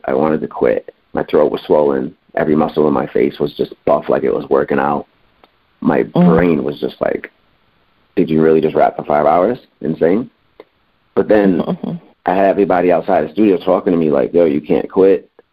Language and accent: English; Springfield, Massachusetts, United States; moved away as an adult; now in Los Angeles, United States; I'm from Springfield, Massachusetts, so this is back in Springfield